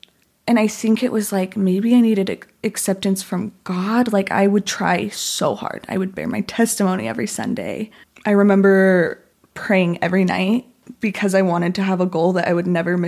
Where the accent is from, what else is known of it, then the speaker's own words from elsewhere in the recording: Spanish Fork, Utah, United States; born there; Yeah. So I was born in Spanish Fork.